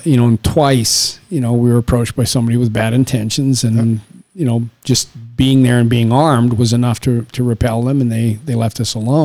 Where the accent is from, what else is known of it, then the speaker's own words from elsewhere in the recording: Saskatchewan, Canada; moved away; I grew up in Canada in a place called Saskatchewan